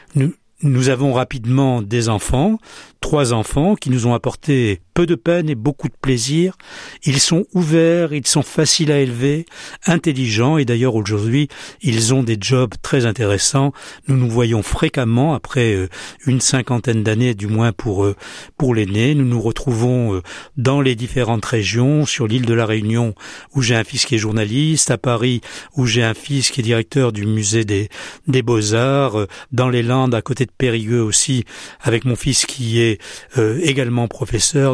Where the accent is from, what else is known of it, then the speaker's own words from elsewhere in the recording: Casablanca, Casablanca-Settat, Morocco; Je suis né euh, à Casablanca